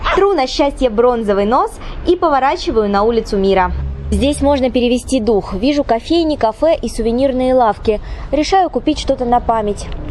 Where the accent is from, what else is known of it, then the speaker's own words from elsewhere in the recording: Krasnodar, Krasnodar Krai, Russia; Краснодар — мой родной город